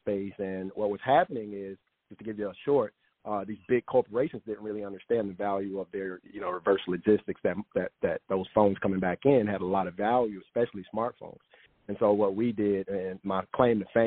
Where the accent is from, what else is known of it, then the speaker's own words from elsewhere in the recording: South Carolina, United States; I'm from South Carolina